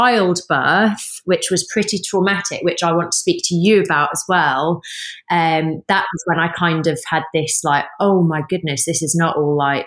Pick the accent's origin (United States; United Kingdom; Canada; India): United Kingdom; England; would never guess from my accent, but I'm a northerner.